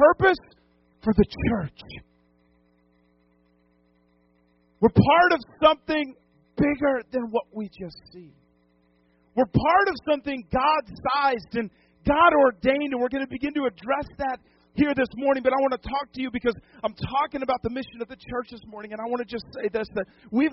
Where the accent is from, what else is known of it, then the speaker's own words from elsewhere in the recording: New England, United States; now in Lodi, United States; I grew up in New England